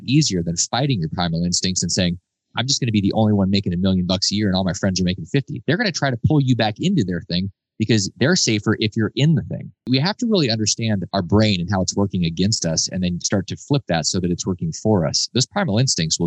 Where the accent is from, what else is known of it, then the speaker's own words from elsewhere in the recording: United States; I was born in America